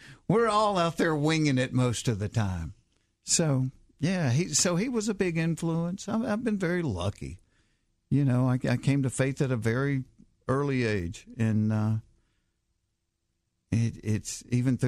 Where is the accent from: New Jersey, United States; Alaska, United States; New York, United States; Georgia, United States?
Georgia, United States; Hapeville; I grew up in Hapeville where Chick-fil-A started